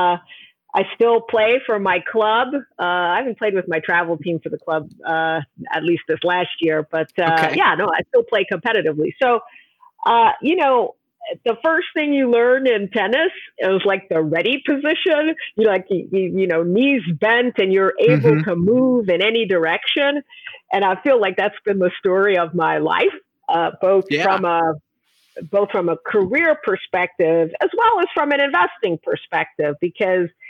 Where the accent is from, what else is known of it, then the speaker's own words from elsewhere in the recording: New York, United States; I'm originally from New York